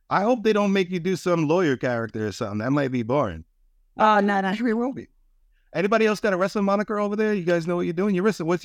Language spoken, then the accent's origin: English; East Providence, Rhode Island, United States; I'm from East Providence, so my final move is traffic